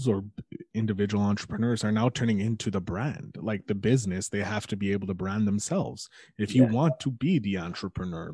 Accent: Montreal, Quebec, Canada; I'm a nobody from Montreal

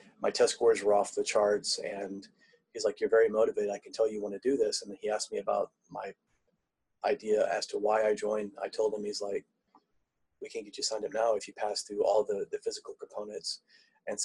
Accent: Tulsa, Oklahoma, United States; born there; also born or lived in South Africa; I'm in Tulsa, Oklahoma now. I was actually born in Tulsa, Oklahoma, but I've lived in South Africa.

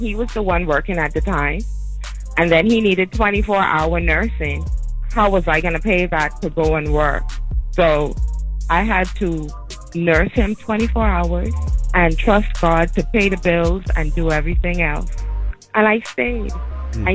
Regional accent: Nassau, New Providence, Bahamas; now in Fort Lauderdale, United States; I'm from Nassau, Bahamas.

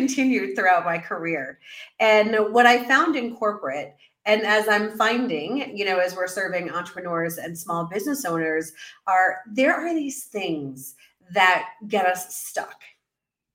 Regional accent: New York City, New York, United States; moved away as an adult; also born or lived in Central America; now in Mexico City, Mexico; as a New Yorker

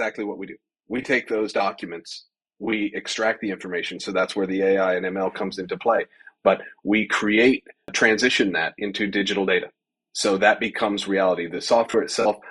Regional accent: Colorado, United States; born and raised in Colorado

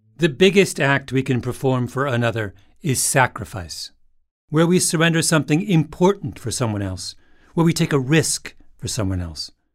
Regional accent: Elmira, Ontario, Canada; moved away; Elmira, a little town where I grew up

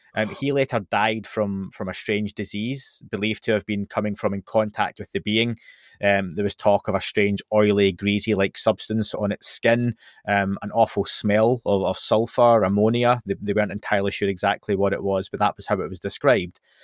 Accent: Scotland, United Kingdom; I'm from Scotland

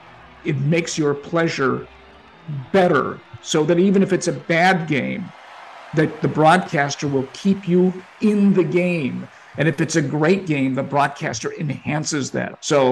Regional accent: Chicago, Illinois, United States; When I was in kindergarten, growing up in Albany Park, the kindergarten teacher sent the grades and told my father and mother that I was a busybody.

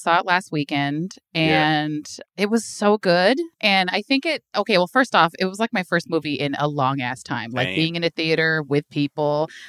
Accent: Hayward, California, United States; now in Oakland, United States; I'm an East Bay girl, so I'm from Hayward, but live in Oakland.

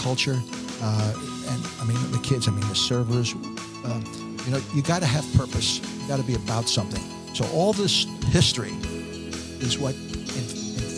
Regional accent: New York City, New York, United States; I grew up in Brooklyn.

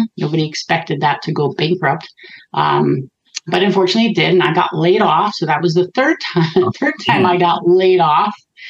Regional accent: St. Petersburg, Florida, United States; now in California, United States; I grew up in Florida, St. Petersburg, actually. It's actually a tourist area.

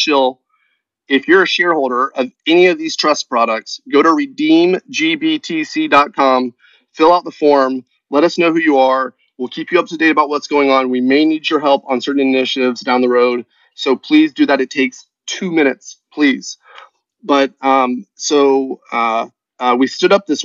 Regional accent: Tennessee, United States; I'm a redneck from Tennessee

